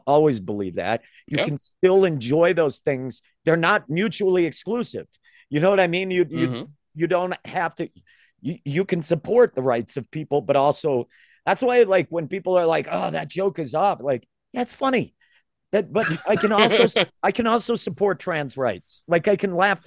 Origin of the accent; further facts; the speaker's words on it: Maine, United States; I grew up in Maine